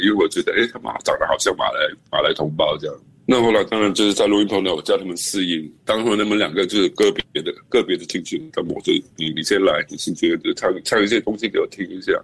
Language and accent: Chinese; Singapore; 可能我们新加坡人是这样子，比较有礼貌